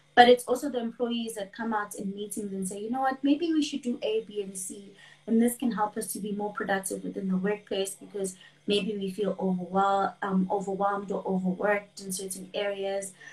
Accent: KwaZulu-Natal, South Africa; I am from KwaZulu Natal in South Africa, uh, born and raised in KwaZulu Natal, always been here

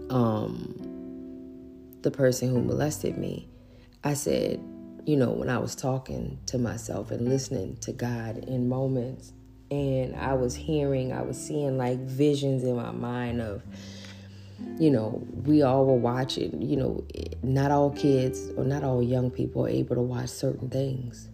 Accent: New Orleans, Louisiana, United States; grew up in New Orleans

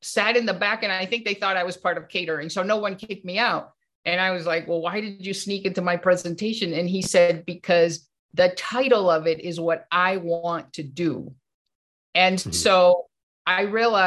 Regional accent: Venezuela; I was born in Venezuela, and my dad was a workaholic

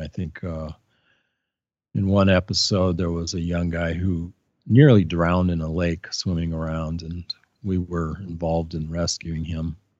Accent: Portland, Oregon, United States; moved away; also born or lived in Santa Cruz, California; I grew up in Portland, Oregon. I was born there in nineteen fifty-three

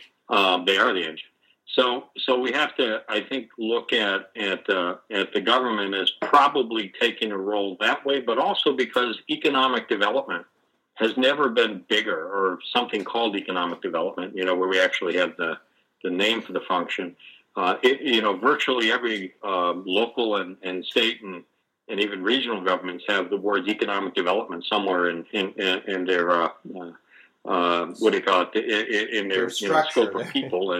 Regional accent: Boston, Massachusetts, United States; I grew up in Boston, pretty close to and for a time right on Boston Harbor

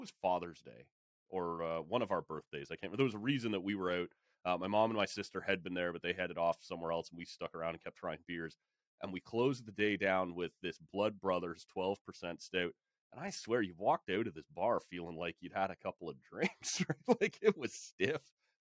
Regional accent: Oshawa, Ontario, Canada; I grew up in Oshawa

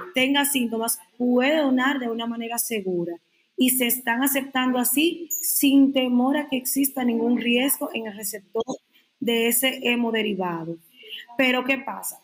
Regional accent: Dominican Republic; para decirlo como buen dominicano

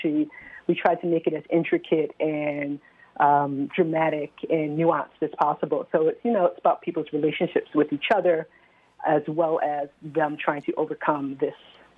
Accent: New York, United States; now in Philadelphia, United States; I am not. I'm from New York. I'm not going to tell you I'm not a native New Yorker either, but we'll keep it at that.

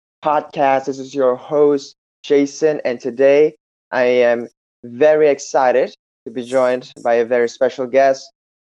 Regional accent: Jakarta, Indonesia; I'm from Jakarta.

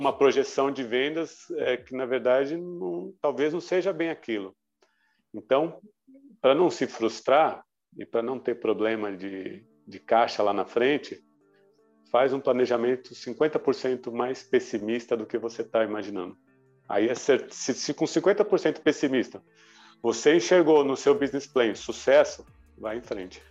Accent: Brazil; como bom brasileiro já nos adaptamos

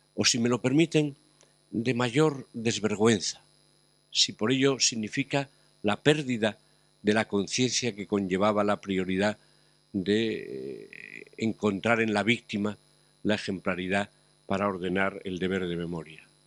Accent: Asturias, Spain; en mi tierra, Asturias

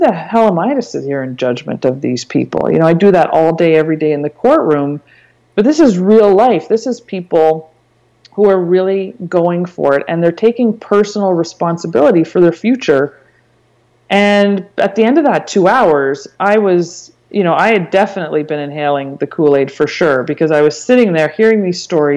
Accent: Canada; I'm Canadian and I wanted to stay and make my money and earn my living in Canada

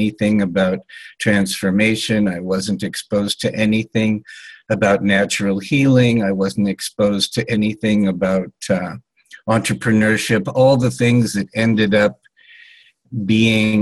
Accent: Los Angeles, California, United States; I was born in 1956 in Los Angeles, California, to two Western European agnostic intellectuals

